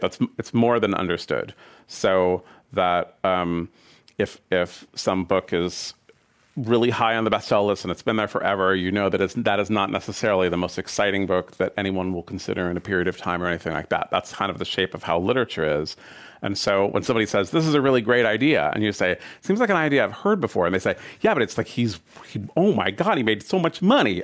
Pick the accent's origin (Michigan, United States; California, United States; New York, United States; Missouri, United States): California, United States; San Francisco; my hometown of San Francisco